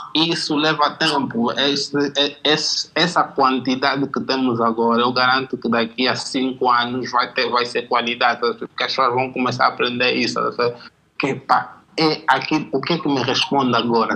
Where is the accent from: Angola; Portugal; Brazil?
Angola; eu sou do gueto, do bairro, cresci no Jaena